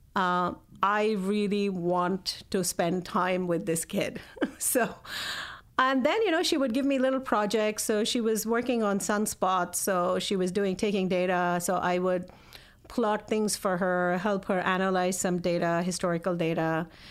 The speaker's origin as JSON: {"language": "English", "country": "India", "tie": "born or raised there", "moved": "yes", "said": "I grew up in India, and my parents are professors"}